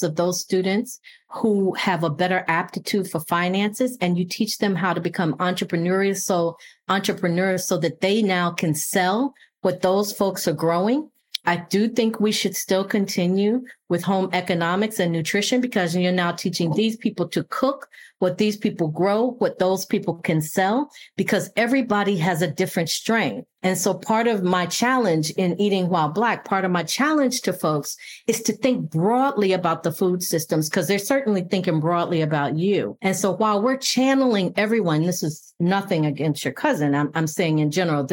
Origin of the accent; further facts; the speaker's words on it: Buffalo, New York, United States; moved away; also born or lived in rural Virginia; I grew up in Buffalo, New York, but I also grew up in rural Virginia